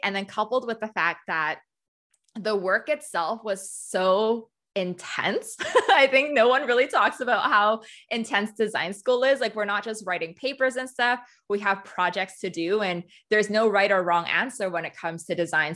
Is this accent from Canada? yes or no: yes; Canada; also born or lived in Hong Kong; I was born in Hong Kong, um, and I moved to Canada when I was three